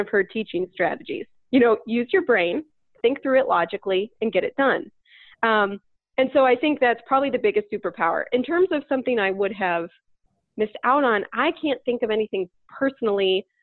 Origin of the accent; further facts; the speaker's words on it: Northeast Ohio, United States; moved away; I'm from Northeast Ohio. I'm I'm from where I am now